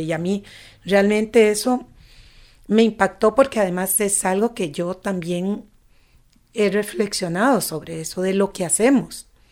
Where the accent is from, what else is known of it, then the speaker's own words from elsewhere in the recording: Costa Rica; moved away as an adult; also born or lived in Barcelona, Spain; yo me fui de Costa Rica. Yo viví 16 años fuera, viví en Barcelona allá mucho tiempo